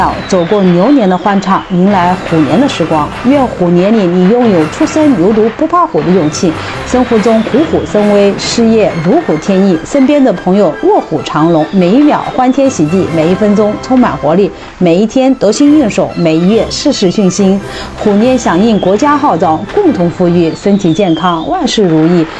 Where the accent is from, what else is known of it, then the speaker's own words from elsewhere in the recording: Nanjing, Jiangsu, China; 我是来自江苏南京